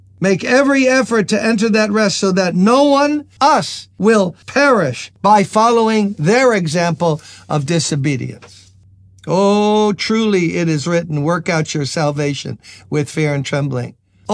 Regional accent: New York City, New York, United States; I'm a New Yorker, born and raised in Brooklyn, the best of the five boroughs.

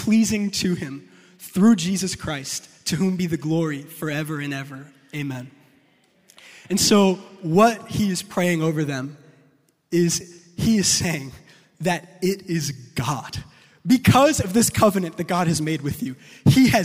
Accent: New York, United States; I'm from New York

